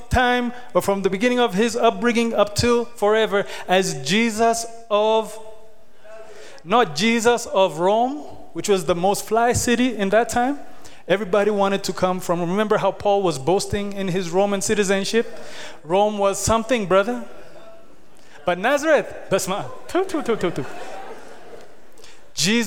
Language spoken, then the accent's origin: English; Kenya; now in Ethiopia; When I grew up in Kenya